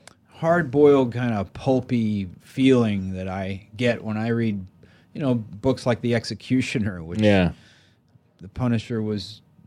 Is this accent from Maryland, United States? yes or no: yes; Maryland, United States; No, I mean, I grew up in Maryland, and the thing that really changed my life was, you know, I grew up in kind of the suburbs